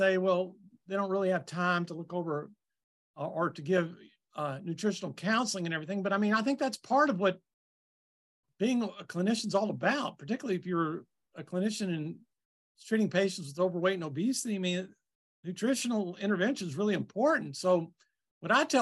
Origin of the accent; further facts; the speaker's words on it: Kentucky, United States; I'm from Kentucky